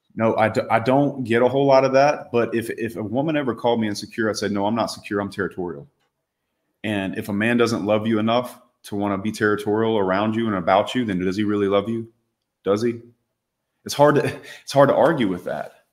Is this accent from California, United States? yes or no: no; Louisiana, United States; I grew up in the South